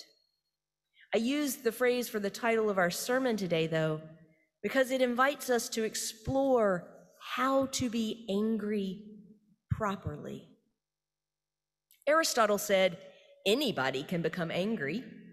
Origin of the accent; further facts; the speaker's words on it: the South, United States; I am Baptist from the South.